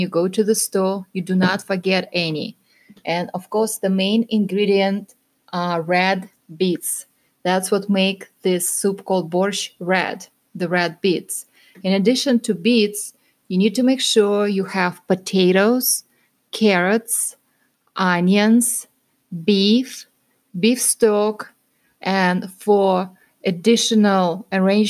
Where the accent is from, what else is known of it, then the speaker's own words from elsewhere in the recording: Russia; moved away; I am originally from Russia